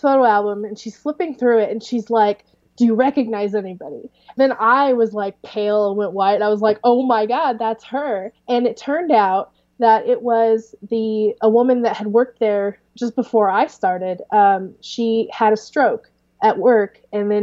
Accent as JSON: {"language": "English", "town": "Clarksburg", "region": "Missouri", "country": "United States", "tie": "born or raised there", "said": "small was where I grew up in Clarksburg, which is 300"}